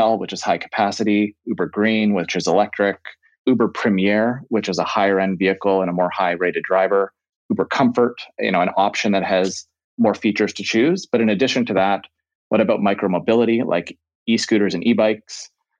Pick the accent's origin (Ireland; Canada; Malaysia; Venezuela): Canada; Calgary, Alberta; born there; also born or lived in Ottawa / Greater Toronto Area; So I was born in Canada. So I was actually born in Calgary and I've lived in Ottawa, have lived in the GTA.